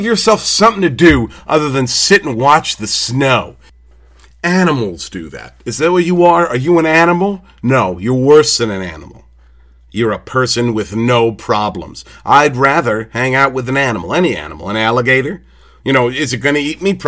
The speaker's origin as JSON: {"language": "English", "country": "United States", "said": "I'm from America"}